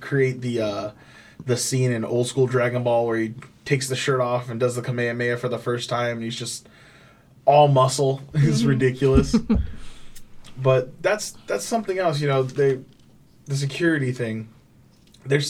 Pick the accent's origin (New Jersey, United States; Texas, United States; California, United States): California, United States; moved away; I'm originally from California